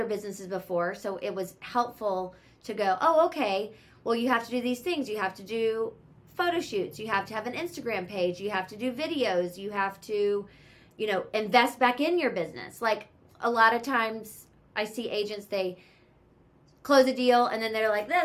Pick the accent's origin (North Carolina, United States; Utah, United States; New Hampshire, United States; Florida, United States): North Carolina, United States; Charlotte; moved away as an adult; now in Los Angeles, United States; I live in LA and I'm from Charlotte, North Carolina. I moved here over 15 years ago